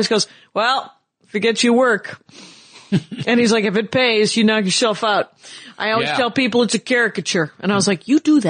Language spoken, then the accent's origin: English; Wisconsin, United States; cause I'm from Wisconsin. So there were a lot of Swedes, a lot of Norwegians, a lot of Poles.